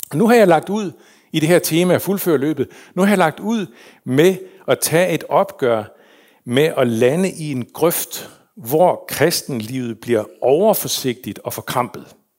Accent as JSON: {"language": "Danish", "town": "Hirtshals", "region": "North Denmark Region", "country": "Denmark", "tie": "born or raised there", "also_born_or_lived": "Faroe Islands / Copenhagen", "said": "var jeg vokset op i Hirtshals. De flyttede til København, og så senere til Hirtshals, så voksede jeg op"}